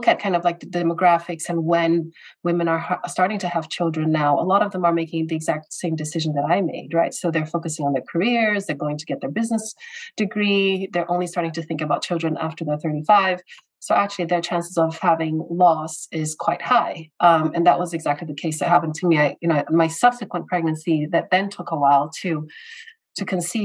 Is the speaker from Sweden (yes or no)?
no; Brazil; moved away as an adult; also born or lived in United States / United Kingdom; I was born and raised in Brazil, so Latin America, and I moved to the U.S. When I was 18 to pursue my university education there.